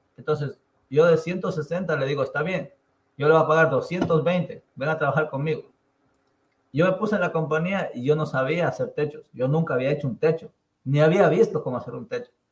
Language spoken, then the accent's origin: Spanish; Pallatanga, Chimborazo, Ecuador; now in United States; yo nací en Payatanga, Chimborazo, en una comunidad que se llama San Vicente de Jipangoto.